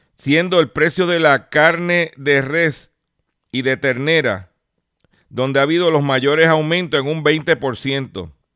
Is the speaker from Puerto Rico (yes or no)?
yes; Lares, Puerto Rico; por allá por mi pueblo de Lares